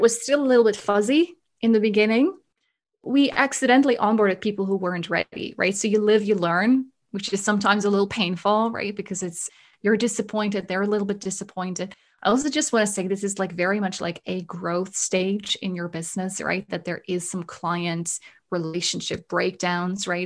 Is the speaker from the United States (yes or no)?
no; Netherlands; also born or lived in Germany; now in Canada; I am originally from Holland, was born and raised there